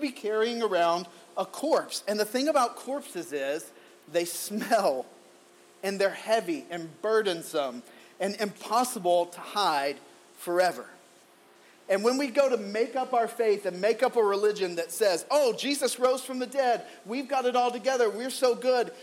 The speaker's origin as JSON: {"language": "English", "region": "the Bible Belt South", "country": "United States", "tie": "born or raised there", "said": "Growing up in the Bible Belt South"}